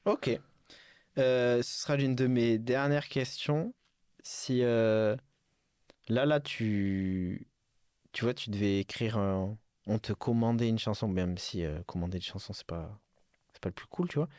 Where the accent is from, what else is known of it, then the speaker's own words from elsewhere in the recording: Bordeaux, Nouvelle-Aquitaine, France; moved away; je suis reparti dans ma, dans ma ville natale à Bordeaux